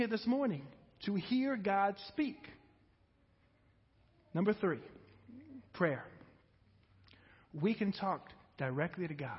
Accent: United States; for Americans

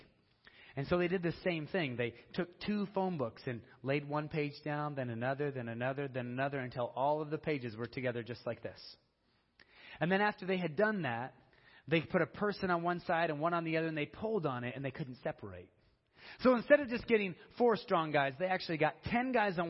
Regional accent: Denver, Colorado, United States; I'm from Colorado. I'm from Denver

